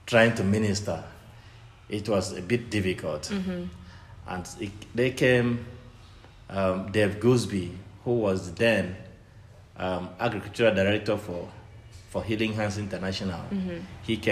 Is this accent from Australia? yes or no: no; Nigeria; now in Kenya; I'm from Nigeria